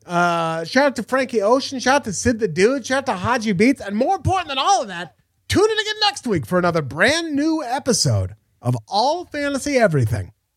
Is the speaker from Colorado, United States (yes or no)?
no; Portland, Oregon, United States; I'm from Portland.